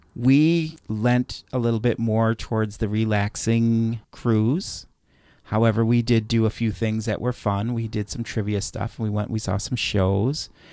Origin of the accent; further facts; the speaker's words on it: Chicago, Illinois, United States; Growing up in Chicago